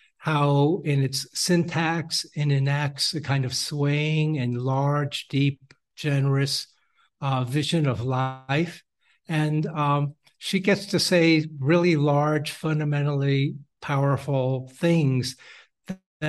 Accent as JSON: {"language": "English", "town": "New York City", "region": "New York", "country": "United States", "tie": "born or raised there", "said": "my parents were immigrants from China. I grew up in New York City and I spoke Mandarin Chinese"}